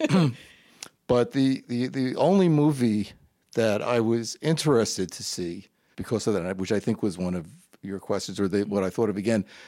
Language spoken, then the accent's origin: English; New York, United States; also born or lived in Brooklyn, New York; I was born in Brooklyn, New York. Uh, I grew up in Queens